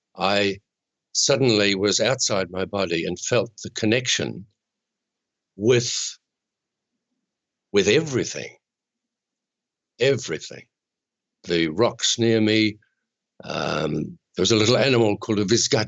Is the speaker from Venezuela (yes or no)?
no; Chatham Islands, New Zealand; I'm a New Zealander